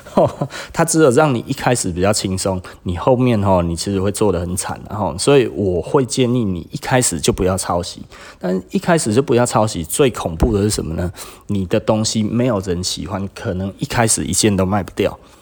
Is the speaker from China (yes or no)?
no; Taiwan; 我们台湾人